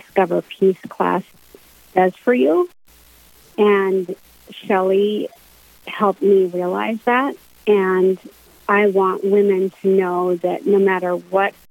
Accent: Minot, North Dakota, United States; I moved to Minot when I was 4 years old

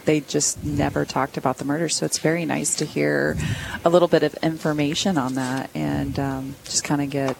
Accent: Kansas, United States; now in Duluth, United States; I'm from Kansas originally, but moved up here

